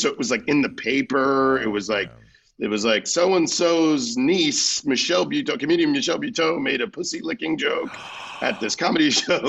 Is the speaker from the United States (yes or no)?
yes; Florida, United States; I'm from Florida, so I'm friends with a lot of Miami gays.